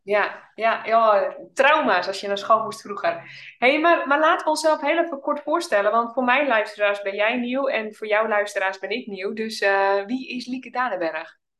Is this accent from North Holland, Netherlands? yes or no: yes; Oudorp, North Holland, Netherlands; moved away as an adult; now in Drenthe, Netherlands; we zijn allebei opgegroeid in het Noord-Hollandse. In een klein dorpje